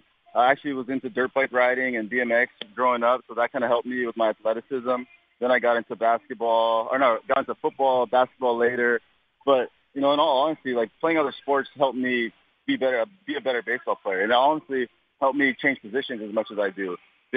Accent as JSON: {"language": "English", "region": "Hawaii", "country": "United States", "said": "I'm from Hawaii, so that's actually it's often."}